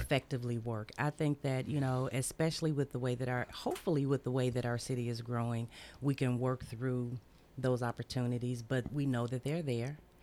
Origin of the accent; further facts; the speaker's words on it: Memphis, Tennessee, United States; moved away as an adult; now in Murfreesboro, United States; I'm from Memphis.